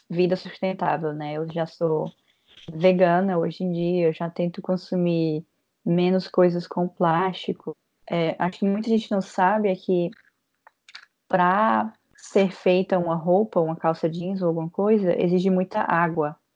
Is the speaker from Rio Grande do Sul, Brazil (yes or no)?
no; Fortaleza, Ceará, Brazil; now in São Paulo, Brazil; O que aconteceu comigo quando eu saí de Fortaleza para São Paulo. Eu saí de Fortaleza para São Paulo com uma mala só de roupas e era uma mala média